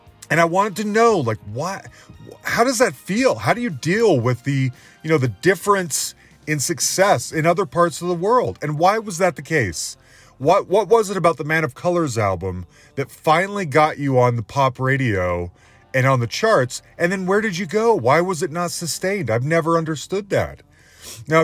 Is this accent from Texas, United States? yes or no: no; Salt Lake City, Utah, United States; I grew up in Salt Lake City, Utah